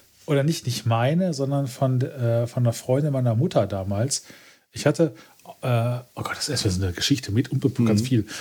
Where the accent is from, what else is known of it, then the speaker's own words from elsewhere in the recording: Essen, North Rhine-Westphalia, Germany; ich komme quasi gebürtig aus dem Sumpf, aus dem Ruhrgebiet